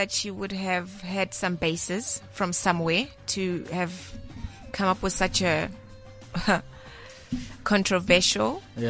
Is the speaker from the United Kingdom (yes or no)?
no; Soweto, Gauteng, South Africa; I grew up in Soweto in an era where there was hijacking and all of that.